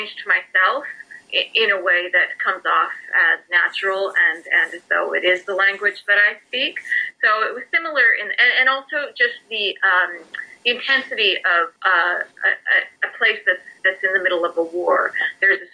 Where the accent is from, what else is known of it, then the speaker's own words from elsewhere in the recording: Saskatchewan, Canada; moved away; also born or lived in Toronto; I'm from Saskatchewan, I'm from the prairies, and I had moved out to Toronto